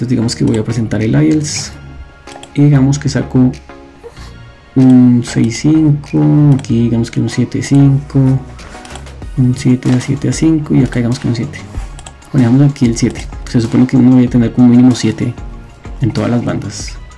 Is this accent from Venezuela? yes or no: no; Colombia; estoy en Colombia